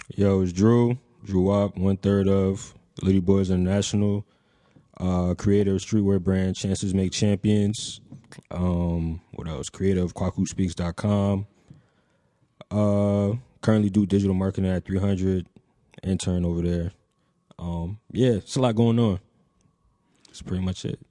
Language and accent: English; Franklin, New Jersey, United States; I'm from Somerset, well, specifically Franklin, New Jersey